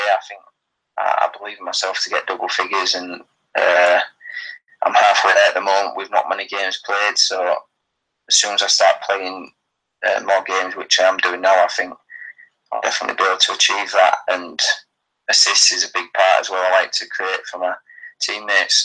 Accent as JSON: {"language": "English", "region": "England", "country": "United Kingdom", "moved": "as an adult", "lives_now": "Sweden", "said": "I'm from England"}